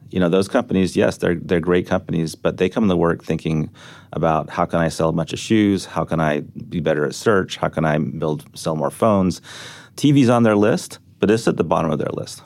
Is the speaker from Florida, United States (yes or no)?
no; Texas, United States; also born or lived in The Hague, Netherlands; I grew up in Texas